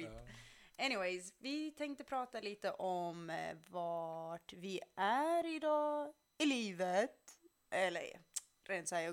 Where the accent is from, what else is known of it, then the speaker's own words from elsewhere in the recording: Skåne, Sweden; Men jag flyttade från eh, Skåne till Göteborg för att flytta tillbaka till Skåne, sen upp till Stockholm.